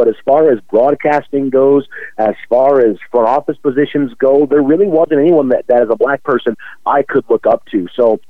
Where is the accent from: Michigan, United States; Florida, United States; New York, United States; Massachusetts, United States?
Michigan, United States; Detroit; They were my hometown team.